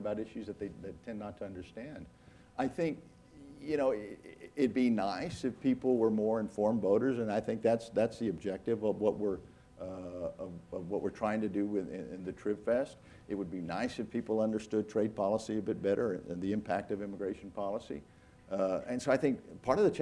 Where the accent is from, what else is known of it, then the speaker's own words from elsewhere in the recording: Brownsville, Texas, United States; growing up along the border and talk of the ease, the fluidity of moving back and forth between those two communities of Brownsville and Matamoros